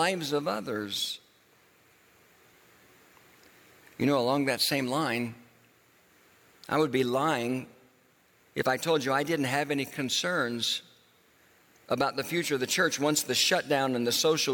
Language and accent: English; Tulsa, Oklahoma, United States; moved away; the church that I grew up in Tulsa, Oklahoma